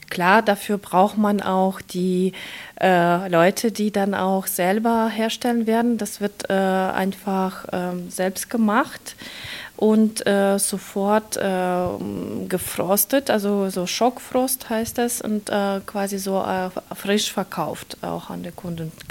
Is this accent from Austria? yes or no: no; Kharkiv, Kharkiv Oblast, Ukraine; German is a second language; moved away as an adult; now in Germany; denn wir kommen aus Kharkiv äh, und äh, an der Grenze 20 Kilometer von Russland.